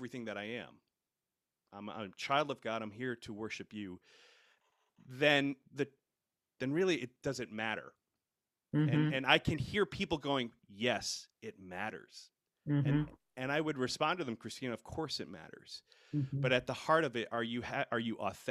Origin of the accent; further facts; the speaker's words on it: Rhode Island, United States; moved away as an adult; now in Seneca, United States; I grew up in Rhode Island